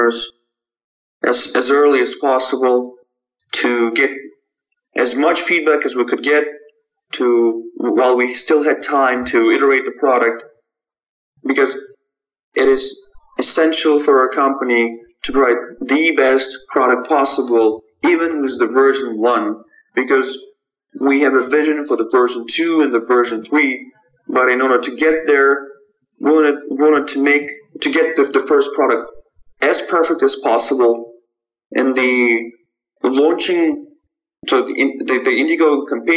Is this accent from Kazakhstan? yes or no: yes; Almaty, Kazakhstan; moved away; my original hometown in Almaty, Kazakhstan, where I was born and raised.